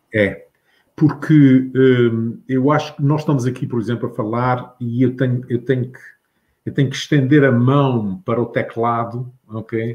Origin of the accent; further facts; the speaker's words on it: Capelas, Azores, Portugal; now in United States; nas capelas onde eu nasci